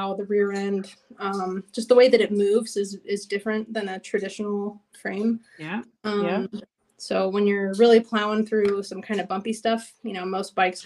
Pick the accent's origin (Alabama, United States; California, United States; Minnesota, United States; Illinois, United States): California, United States; Los Angeles; I grew up in Los Angeles